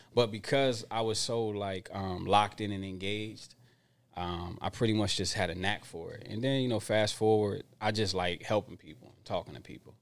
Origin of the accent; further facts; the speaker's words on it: Darby, Pennsylvania, United States; now in Santa Rosa, United States; I would say, um, Darby, Pennsylvania